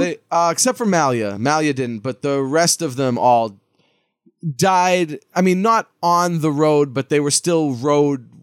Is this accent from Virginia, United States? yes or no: no; Lawrence, Massachusetts, United States; I'm from Lawrence, Massachusetts